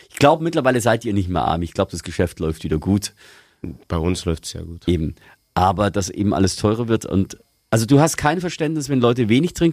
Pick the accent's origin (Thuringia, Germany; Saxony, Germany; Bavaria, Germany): Bavaria, Germany; Ich komme ursprünglich aus Niederbayern und da ist man grundsätzlich geizig.